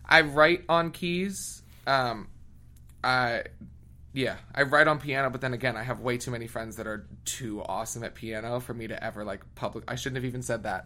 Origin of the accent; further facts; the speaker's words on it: outside Philadelphia, Pennsylvania, United States; moved away as an adult; also born or lived in Boston / New York / London; I grew up in a small, obnoxious little white town, like 15 minutes outside of Philly